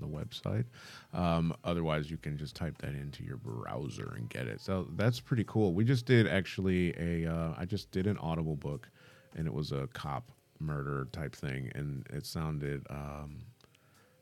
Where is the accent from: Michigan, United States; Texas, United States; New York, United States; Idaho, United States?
Michigan, United States; I'm from Michigan